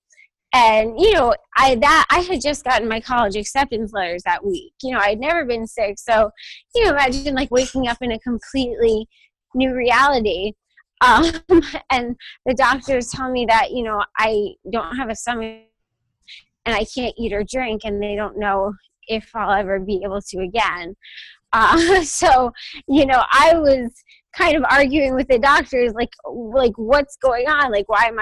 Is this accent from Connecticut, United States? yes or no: yes; Connecticut, United States; also born or lived in New York; I'm from Connecticut. And that's kind of where I've been.